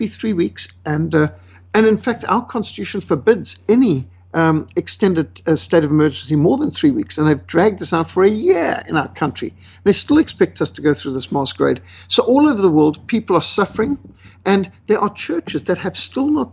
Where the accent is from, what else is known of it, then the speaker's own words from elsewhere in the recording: Zimbabwe; I was brought up in Rhodesia in Africa